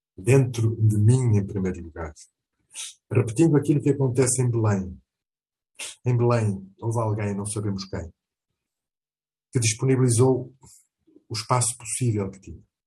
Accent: Portugal; also born or lived in Mozambique; Tenho Portugal, onde eu nasci, e com muito orgulho

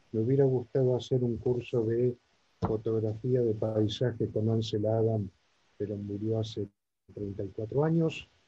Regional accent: Pilar, Buenos Aires Province, Argentina; de Pilar, provincia de Buenos Aires, porteño de alma

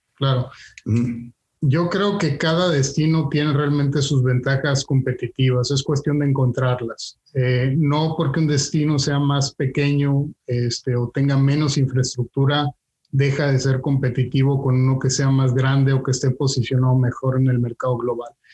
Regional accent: Mexico; moved away; como mexicano siempre tuve la inquietud de salir del país

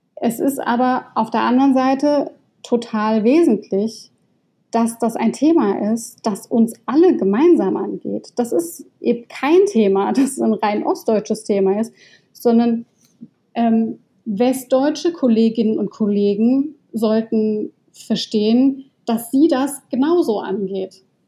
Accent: Baden-Württemberg, Germany; ich komme aus Baden. Ähm, das ist Teil der badischen Identität

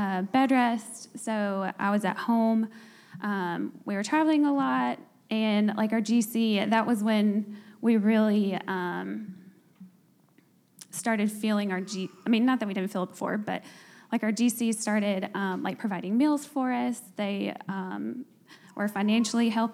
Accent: North Alabama, United States; moved away as an adult; now in Birmingham, United States; We're both from North Alabama and don't have family here.

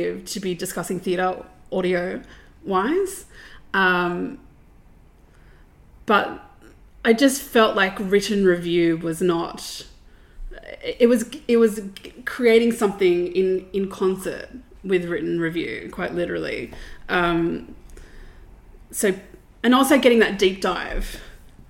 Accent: Sydney, New South Wales, Australia; I grew up in southwestern Sydney

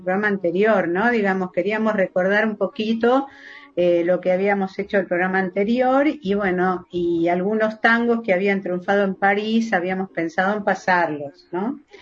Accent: Argentina; los dos somos argentinos

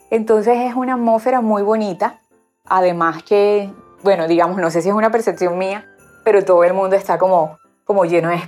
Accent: Barranquilla, Atlántico, Colombia; vivo en la ciudad de Barranquilla, soy barranquillera

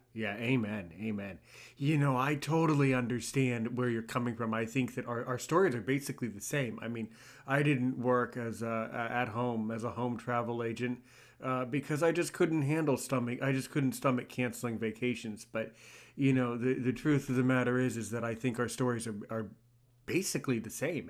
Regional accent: United States; I'm American

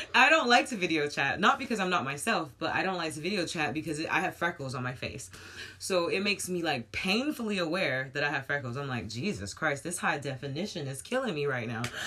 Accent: United States; moved away; I'm American

